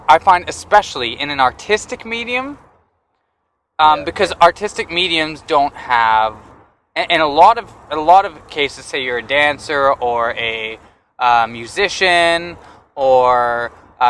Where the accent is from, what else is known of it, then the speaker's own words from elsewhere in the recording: Canada; I'm Canadian.